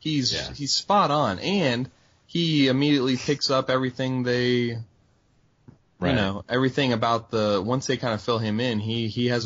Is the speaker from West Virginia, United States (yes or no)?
yes; West Virginia, United States; now in Houston, United States; I grew up in West Virginia, and we had Dunkin' there